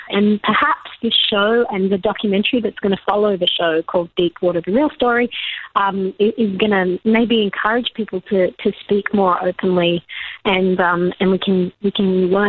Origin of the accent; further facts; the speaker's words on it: Sydney, New South Wales, Australia; I promise I'm from Sydney.